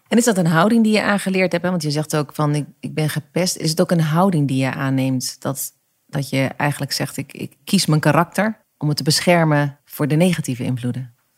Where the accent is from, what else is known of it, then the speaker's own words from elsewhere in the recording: Overijssel, Netherlands; ik kom uit Overijssel. Ja. Eh, eh, ik ben op het platteland opgegroeid.